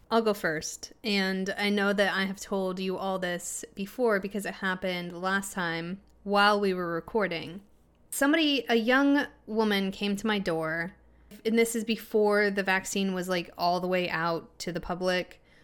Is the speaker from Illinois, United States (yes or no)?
yes; Illinois, United States; he asked me where I was from, and I told him Illinois